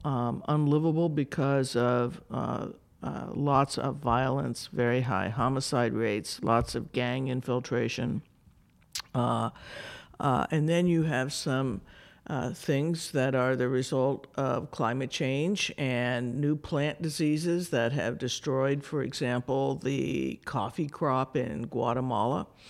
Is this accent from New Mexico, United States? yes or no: yes; New Mexico, United States; moved away as an adult; also born or lived in Arizona; I grew up in New Mexico.